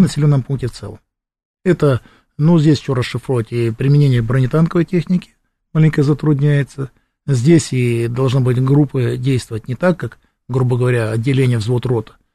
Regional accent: Krasnoyarsk, Krasnoyarsk Krai, Russia; Приезжаем в родной Красноярск

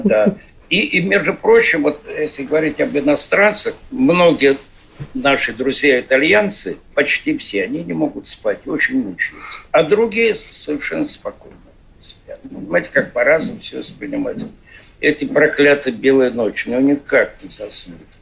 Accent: Saint Petersburg, Russia; наш остров Васильевский

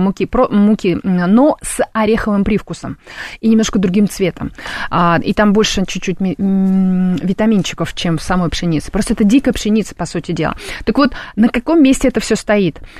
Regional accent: Tashkent, Uzbekistan; moved away; я родилась в Ташкенте

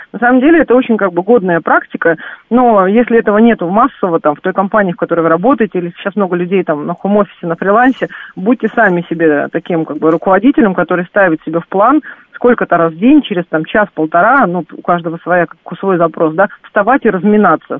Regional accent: Saint Petersburg, Russia; я сама родилась в Санкт-Петербурге

